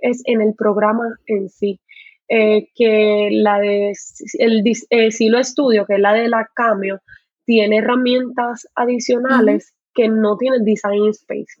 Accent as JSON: {"language": "Spanish", "country": "Puerto Rico", "also_born_or_lived": "Carolina, Puerto Rico", "said": "soy puertorriqueña, vivo en Puerto Rico, en Carolina, Puerto"}